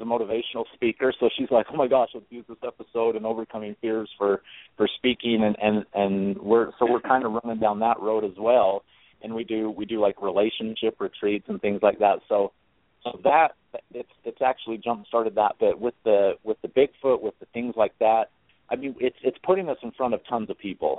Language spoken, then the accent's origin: English; Utah, United States; I'm from Utah. I grew up LDS, Mormon